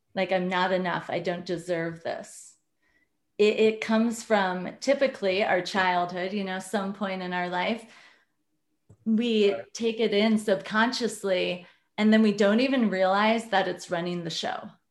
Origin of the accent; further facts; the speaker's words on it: Iowa, United States; I grew up in Iowa, very conservative family.